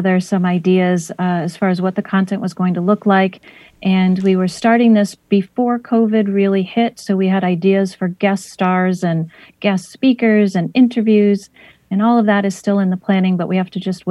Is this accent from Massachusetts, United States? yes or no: yes; West Springfield, Massachusetts, United States; also born or lived in Westfield, Massachusetts; I was born in Springfield in an area called Hungry Hill, which was a very Irish neighborhood back in the day. And then when we started to make good money, we moved to the suburbs of West Springfield, and I grew up there